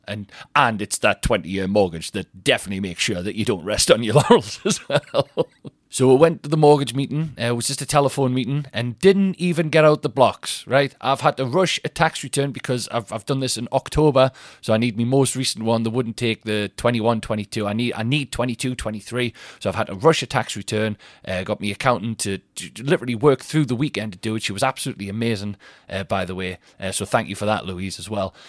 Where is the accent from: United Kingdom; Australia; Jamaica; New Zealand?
United Kingdom; Newcastle upon Tyne, North East England; Newcastle Tyne Theatre, that's my hometown